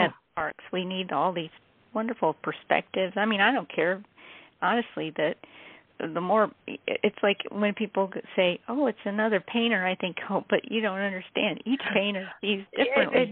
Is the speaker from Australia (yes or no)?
no; Philippines; moved away; I was born and raised in the Philippines